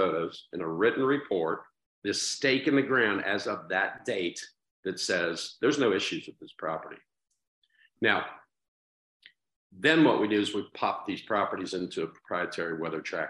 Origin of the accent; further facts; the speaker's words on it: Dayton, Ohio, United States; right in my hometown